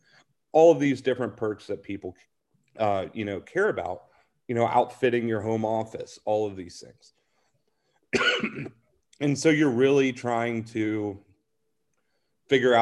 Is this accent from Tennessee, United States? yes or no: yes; Nashville, Tennessee, United States; moved away; I'm originally from Nashville.